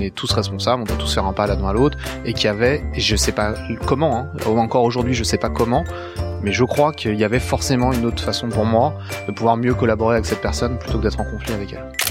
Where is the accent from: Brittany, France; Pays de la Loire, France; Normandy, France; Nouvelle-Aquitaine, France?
Brittany, France; je suis breton